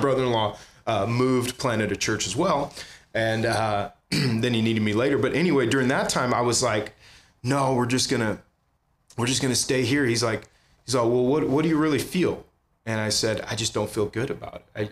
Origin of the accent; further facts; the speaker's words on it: San Jose, California, United States; also born or lived in Santa Clara / Palo Alto; now in Ventura, United States; I grew up in the Bay Area. Um, I was born in Santa Clara, lived in San Jose till I was 12 years old